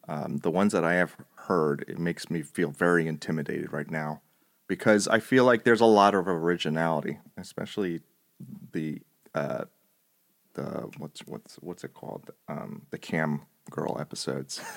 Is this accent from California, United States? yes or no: no; New Jersey, United States; accent: Italian American; moved away; I'm, uh, kind of a Jersey boy, I guess. I grew up in Jersey